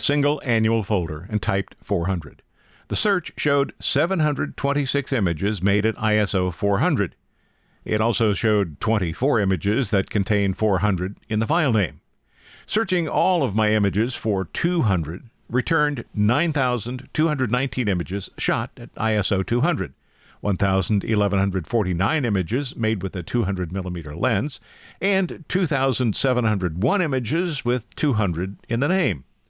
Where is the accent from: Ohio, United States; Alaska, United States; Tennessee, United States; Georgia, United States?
Ohio, United States; Logan County; my hometown's Logan County